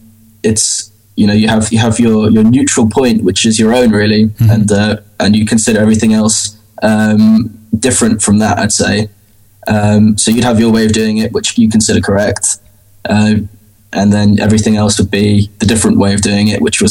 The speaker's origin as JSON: {"language": "English", "town": "Leeds", "region": "Yorkshire", "country": "United Kingdom", "said": "But I pretty much lost all my local accent. So If you asked somebody from Leeds if I had a local accent, they would say no."}